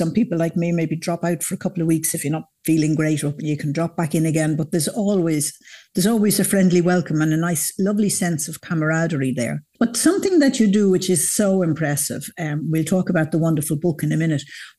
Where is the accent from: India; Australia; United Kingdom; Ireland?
Ireland; South County Dublin, Leinster; I grew up in South County Dublin near the 40 foot, which was always a popular place once the women were allowed in.